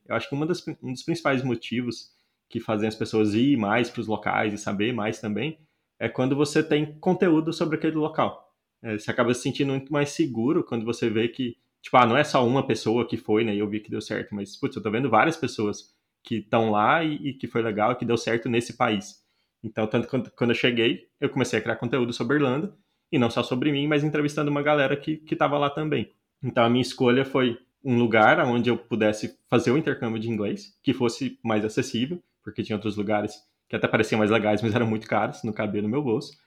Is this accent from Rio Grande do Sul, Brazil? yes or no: no; Goiânia, Goiás, Brazil; moved away as an adult; also born or lived in Rio de Janeiro / Ireland; Eu sou de Goiânia